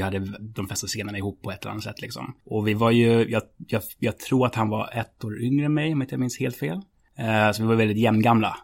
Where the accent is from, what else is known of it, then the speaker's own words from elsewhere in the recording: Stockholm, Stockholm County, Sweden; Jag är uppväxt på Södermalm